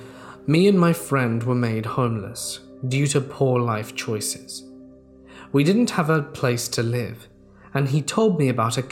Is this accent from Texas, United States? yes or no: yes; Texas, United States; I'm originally from the Gulf Coast of Texas, and when I was a kid growing up there, it was very easy to go from the bustling bright lights of Houston to the dark, deserted country road in only a few minutes.